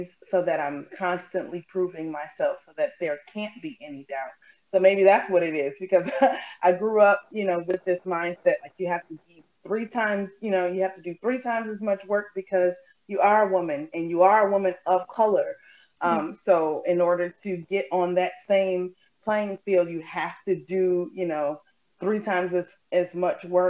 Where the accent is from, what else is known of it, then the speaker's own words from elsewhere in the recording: Beloit, Wisconsin, United States; So I was born and raised here in Beloit.